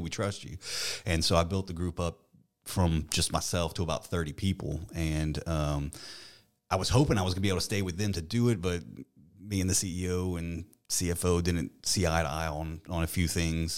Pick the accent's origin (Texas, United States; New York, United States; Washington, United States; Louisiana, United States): Louisiana, United States; Eunice; I was born in Eunice, um, and actually my family's from there.